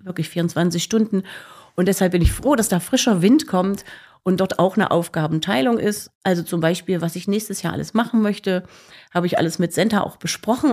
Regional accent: Leipzig, Saxony, Germany; moved away as an adult; now in Gera, Germany; ich komme aus Leipzig

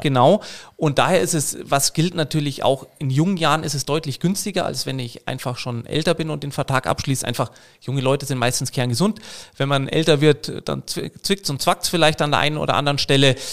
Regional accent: Munich, Bavaria, Germany; in München, wo ich herkomme

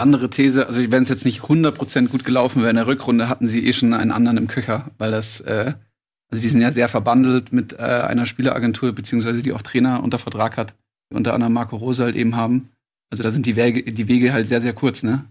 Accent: Munich, Bavaria, Germany; ich würde mich nicht als Schwabe äh, benennen, äh, sondern eigentlich als Münchner

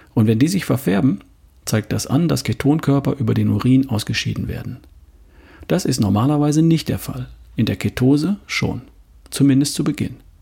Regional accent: Southern Germany, Germany; hier bei uns im Süden

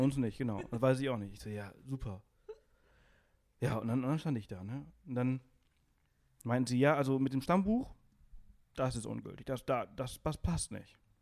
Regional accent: Alcúdia, Balearic Islands, Spain; also born or lived in Berlin, Germany; now in Garmisch-Partenkirchen, Germany; ich bin auf Mallorca geboren äh, in Spanien

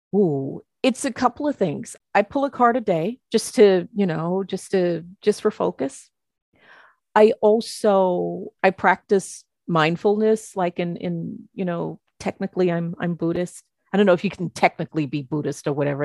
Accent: United States; I'm an American

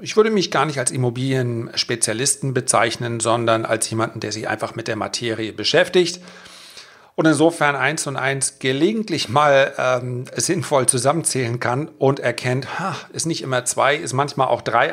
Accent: the North, Northern Germany, Germany; bei uns im Norden

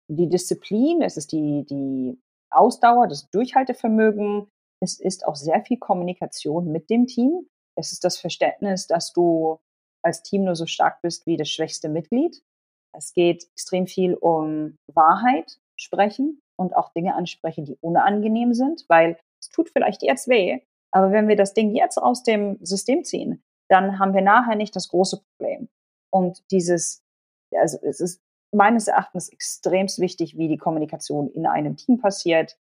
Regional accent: Germany; first language Polish; Ich bin in Deutschland geboren, bin dort zur Schule gegangen oder Kindergarten und so weiter und so fort und habe bis zum Kindergarten nur Polnisch gesprochen und bin polnisch sozialisiert worden

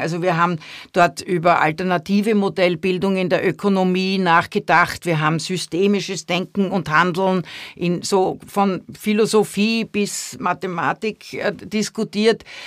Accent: Vienna, Austria; now in Germany; als Kind in Wien aufgewachsen, da war ich nie in Deutschland

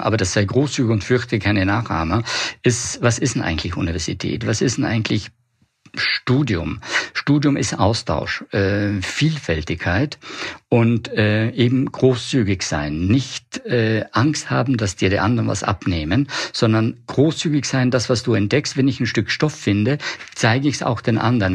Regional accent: Puster Valley, South Tyrol, Trentino-Alto Adige, Italy; moved away as an adult; also born or lived in Milan / Weimar; ich komme aus den Dolomiten, aus dem Pustertal, Südtirol

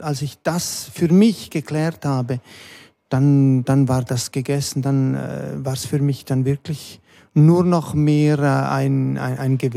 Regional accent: Stans, Nidwalden, Switzerland; born there; Ich bin dann auch in der Schweiz geboren, 1964 zuerst äh, in der Innerschweiz in Stanz und dann sind wir äh, in der Schweiz noch herumgekommen.

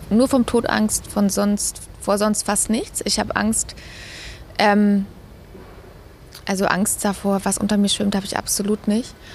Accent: Munich, Bavaria, Germany; München ist meine Heimat. München ist wunderschön.

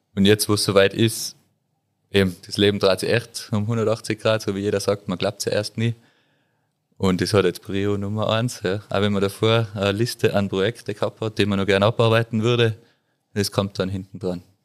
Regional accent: Tyrol, Austria; bei uns in Tirol

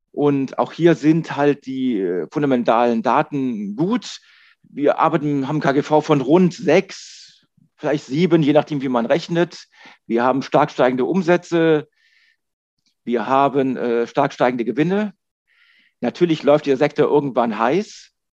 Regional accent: Germany; wir als Deutsche

